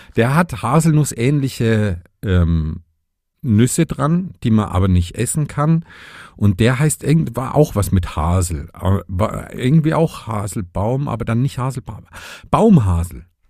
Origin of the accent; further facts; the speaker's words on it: Vogtland, Saxony, Germany; die Pflanze meiner Heimat quasi. Im Vogtland spielt der Vogelbeerbaum eine große Rolle.